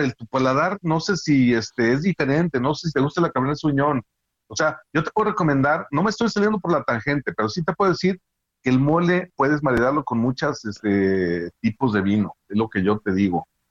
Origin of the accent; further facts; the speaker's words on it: Guadalajara, Jalisco, Mexico; yo que soy de aquí de Guadalajara